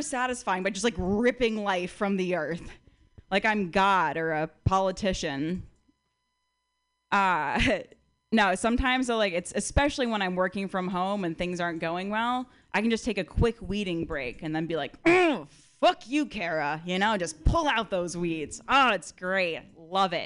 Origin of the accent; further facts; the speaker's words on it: Connecticut, United States; moved away; also born or lived in Berkeley; I'm from outside New York City.